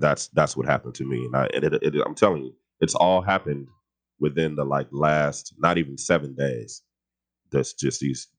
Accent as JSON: {"language": "English", "town": "Los Angeles", "region": "California", "country": "United States", "tie": "born or raised there", "said": "I grew up on the west side of LA and off of like Fairfax and Adams"}